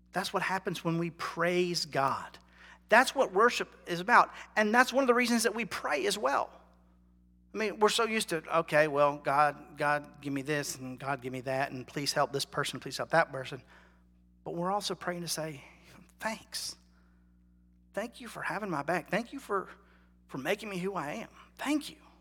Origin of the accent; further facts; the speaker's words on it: North Carolina, United States; I'm from North Carolina. I'm a Tar Heel.